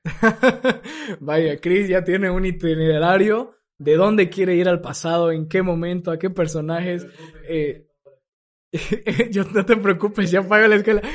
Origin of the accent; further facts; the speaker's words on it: Santa Cruz, Bolivia; nosotros los cruceños, los bolivianos